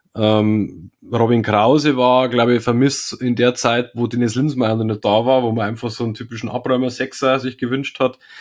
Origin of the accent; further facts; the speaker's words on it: the South, Bavaria, Germany; bei uns im Süden